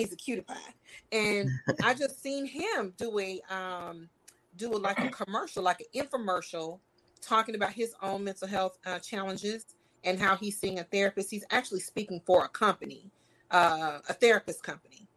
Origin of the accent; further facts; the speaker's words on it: California, United States; I'm from California